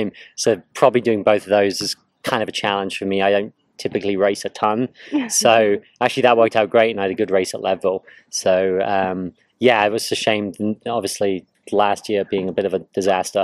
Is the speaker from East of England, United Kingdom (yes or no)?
yes; north of London, East of England, United Kingdom; moved away as an adult; also born or lived in Scotland / Edinburgh; now in United States; I was born in Scotland, kind of grew up north of London, went to university in Edinburgh, and then I started working in London for several years and then moved to the US